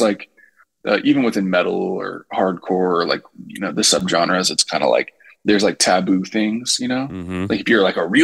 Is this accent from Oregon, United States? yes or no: yes; Rogue River, Oregon, United States; I grew up in Southern Oregon.